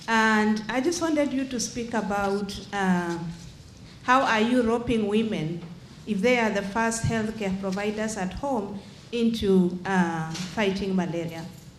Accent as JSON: {"language": "English", "country": "Kenya", "said": "I come from Kenya"}